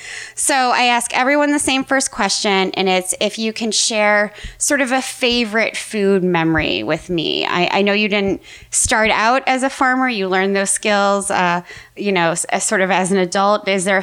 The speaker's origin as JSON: {"language": "English", "region": "Midwest", "country": "United States", "said": "I'm also from the Midwest."}